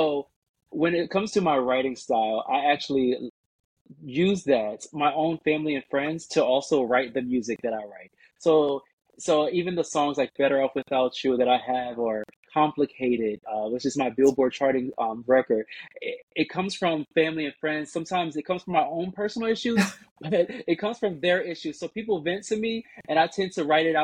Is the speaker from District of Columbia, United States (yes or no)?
yes; Washington, District of Columbia, United States; moved away as an adult; also born or lived in Maryland; now in Los Angeles, United States; I'm from Washington, D.C. Area. So my family is there and really in the Maryland area